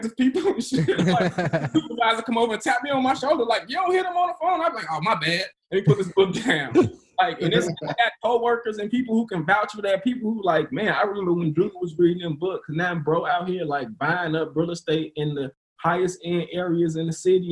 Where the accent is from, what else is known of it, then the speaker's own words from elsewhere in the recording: Maywood, Illinois, United States; also born or lived in South Side of Chicago / Broadview; I'm from the south side of Chicago, the projects, you know what I'm saying? Like, I grew up poor shit, you know what I'm saying? I was raised in Maywood